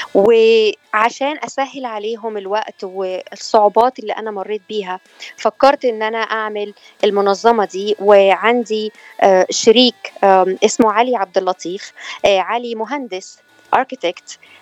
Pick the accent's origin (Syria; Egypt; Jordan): Egypt; moved away as an adult; now in California, United States; انا من مصر وبقالي 12 سنه